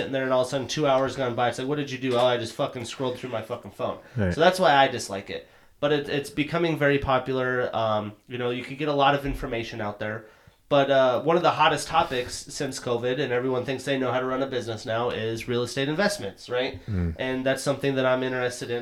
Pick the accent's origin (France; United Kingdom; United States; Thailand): United States; Montana; moved away; I'm from Montana.